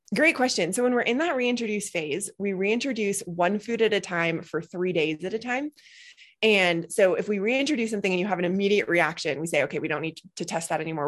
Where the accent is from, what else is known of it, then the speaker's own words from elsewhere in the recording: Boulder, Colorado, United States; I grew up in Boulder, Colorado